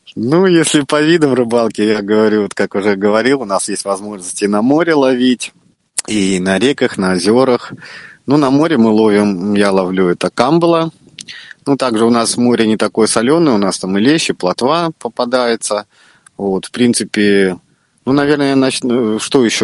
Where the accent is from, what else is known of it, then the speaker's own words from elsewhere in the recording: Baltiysk, Kaliningrad Oblast, Russia; Родился я в Балтийске, а это город, в котором и залив, и море, и каналы, и всего много-много